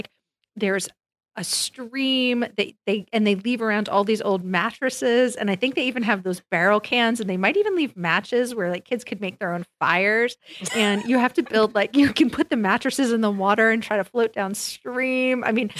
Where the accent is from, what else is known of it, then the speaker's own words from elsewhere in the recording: New York, United States; I grew up in New York, so the legal driving age was 17.